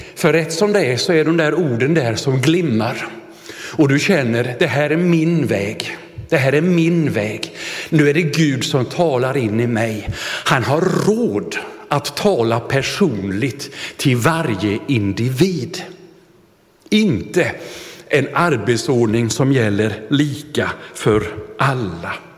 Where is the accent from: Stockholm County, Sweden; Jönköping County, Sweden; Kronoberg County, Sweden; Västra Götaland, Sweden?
Jönköping County, Sweden; Vetlanda; skolföreningen hemma i Vetlanda